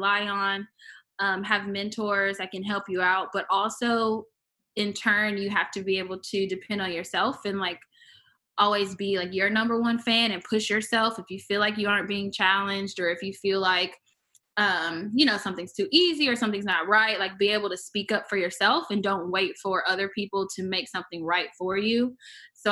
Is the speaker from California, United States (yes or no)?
no; Augusta, Georgia, United States; also born or lived in Tallahassee, Florida; was born in Tallahassee, Florida, but I grew up for the most part in Augusta, Georgia, and people only know the Masters golf. So that's where I spent most of my time and went to high school. So, Georgia girl